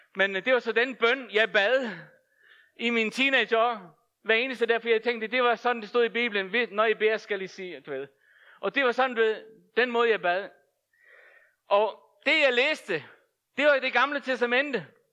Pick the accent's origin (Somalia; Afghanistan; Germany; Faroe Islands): Faroe Islands; moved away; Jeg er født og opvokset på Færøerne